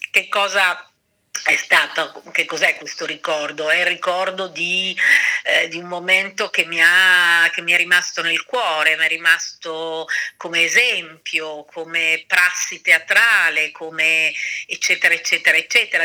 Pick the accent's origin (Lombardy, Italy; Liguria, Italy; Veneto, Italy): Lombardy, Italy; Milan; moved away; io sono di Milano